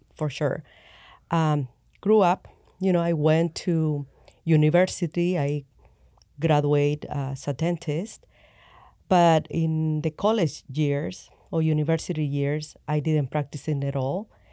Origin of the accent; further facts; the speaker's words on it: El Salvador; I grew up in El Salvador, um, Catholic.